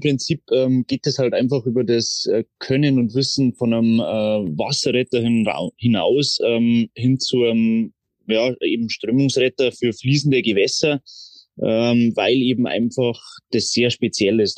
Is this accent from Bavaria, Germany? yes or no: yes; Traunstein, Bavaria, Germany; ich bin aufgewachsen in Traunstein